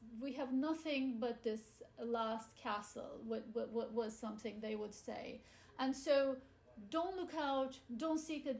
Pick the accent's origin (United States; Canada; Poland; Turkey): Turkey; When I grew up in Turkey, and when I went to, you know, school and learned how to read and write